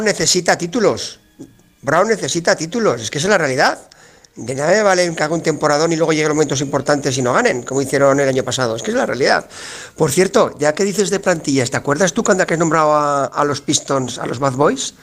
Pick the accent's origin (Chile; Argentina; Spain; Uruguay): Spain; Teruel, Aragon; also born or lived in Jerez de la Frontera; mi pueblo